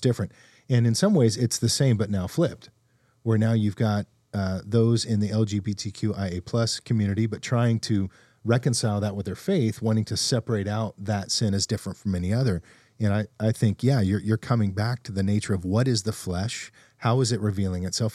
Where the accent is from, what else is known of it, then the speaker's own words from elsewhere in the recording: Fresno, California, United States; moved away as an adult; also born or lived in Texas; when I moved away from Fresno